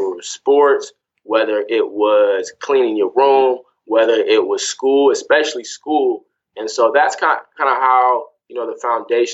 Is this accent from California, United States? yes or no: yes; Sacramento, California, United States; moved away as an adult; also born or lived in Greensboro, North Carolina / Cleveland, Ohio / Louisville, Kentucky / New York; I grew up in Sacramento, California